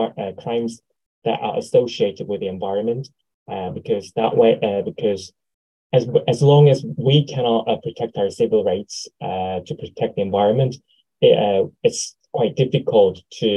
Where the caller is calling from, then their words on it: South Korea; English is a second language; I'm speaking from South Korea.